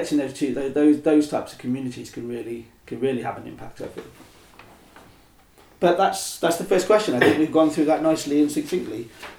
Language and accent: English; Oxford, South East England, United Kingdom; I mean, I was born here. Okay, so interesting. I grew up in East Oxford. I pretty much grew up here. Went to school here. Worked mostly here and sometimes in town.